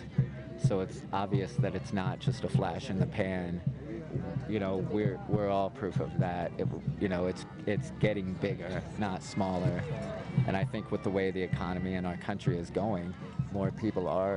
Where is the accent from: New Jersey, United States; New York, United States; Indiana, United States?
Indiana, United States; I'm from Indiana, so there's no mountains there